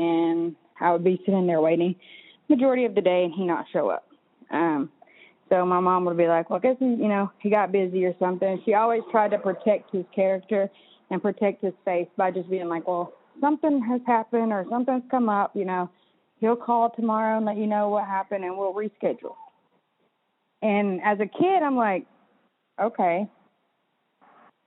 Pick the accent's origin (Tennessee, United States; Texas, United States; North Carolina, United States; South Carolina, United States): North Carolina, United States; Cherokee; I grew up in Cherokee, North Carolina, Paint Town community, with my mom mostly